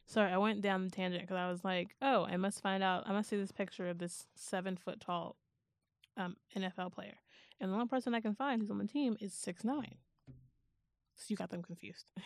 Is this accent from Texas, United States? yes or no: yes; Houston, Texas, United States; I'm from Houston